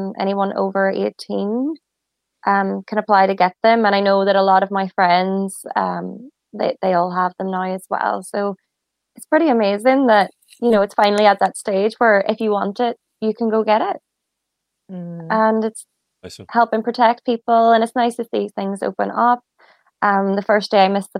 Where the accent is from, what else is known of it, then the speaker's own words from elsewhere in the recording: Northern Ireland, United Kingdom; now in Ireland; I'm originally from Northern Ireland, which is part of the UK, but at the moment I live in Southern Ireland